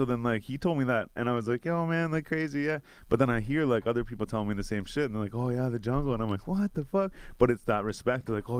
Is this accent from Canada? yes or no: yes; Renfrew, Ontario, Canada; even where we're from, like, it's Renfrew in the Valley.